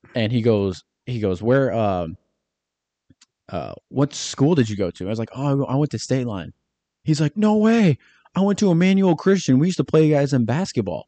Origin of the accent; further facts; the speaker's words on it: Michigan, United States; I'm from Michigan